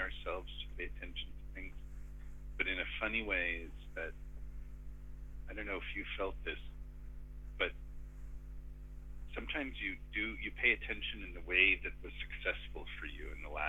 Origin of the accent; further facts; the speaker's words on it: Connecticut, United States; also born or lived in Israel; I came here when, you know, I was four, and grew up mostly in Connecticut outside of New York